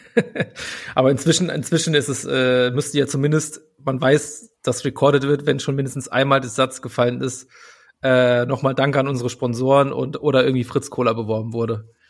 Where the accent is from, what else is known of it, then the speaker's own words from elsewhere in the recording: Saarland, Germany; now in Berlin, Germany; ich bin, wohne in Berlin, aber ich bin aufgewachsen im Saarland